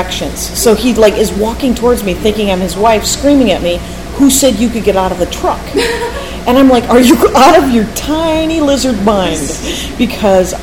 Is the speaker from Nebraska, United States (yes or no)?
yes; North Platte, Nebraska, United States; moved away; I put a link to my hometown, which is as shitty as any other town in the world.